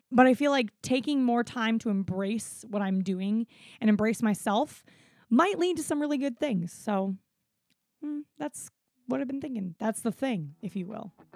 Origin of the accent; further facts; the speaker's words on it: South Florida, United States; moved away; also born or lived in South Carolina; I'm also white and grew up in South Florida